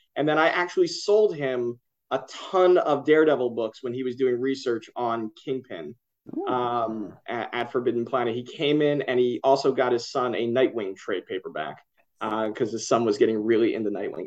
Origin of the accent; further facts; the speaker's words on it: Philadelphia, Pennsylvania, United States; now in New York, United States; I grew up in Philly